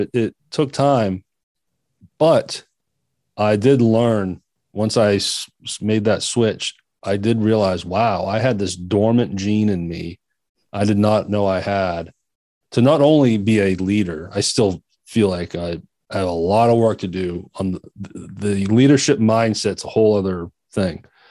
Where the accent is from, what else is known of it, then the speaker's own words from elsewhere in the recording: Maine, United States; moved away; my home state, which is Maine